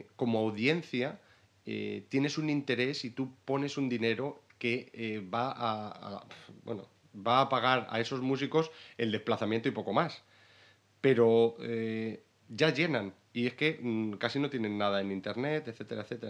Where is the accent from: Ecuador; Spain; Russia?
Spain; Salamanca, Castile and León; moved away as an adult; also born or lived in Brighton; now in London, United Kingdom; vengo de Salamanca pero ahora mismo estoy viviendo en Londres